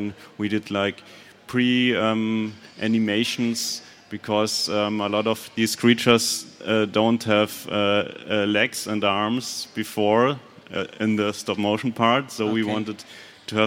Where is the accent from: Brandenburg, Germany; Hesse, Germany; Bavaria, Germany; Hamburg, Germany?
Bavaria, Germany; Munich; also born or lived in Berlin; I'm from Munich, but I moved to Berlin for a few months to do that together with Robert